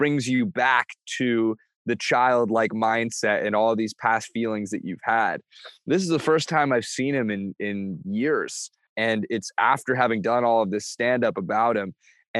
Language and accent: English; Bainbridge Island, Washington, United States; Again, I'm from Bainbridge Island close to Seattle.